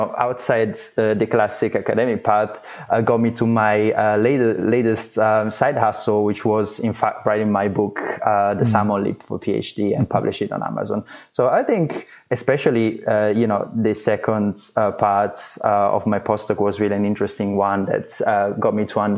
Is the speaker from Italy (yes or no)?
yes; Italy; moved away as an adult; also born or lived in Florence / London; now in New York City, United States; I'm actually originally from Italy